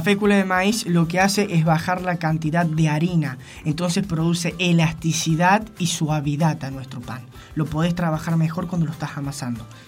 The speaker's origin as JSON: {"language": "Spanish", "region": "San Luis", "country": "Argentina", "said": "yo soy totalmente de acá. Con alma merlina."}